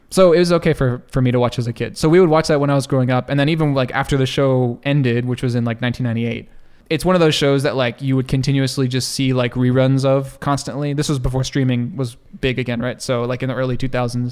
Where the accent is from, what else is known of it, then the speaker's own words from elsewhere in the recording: Texas, United States; moved away as an adult; also born or lived in California; I grew up in Texas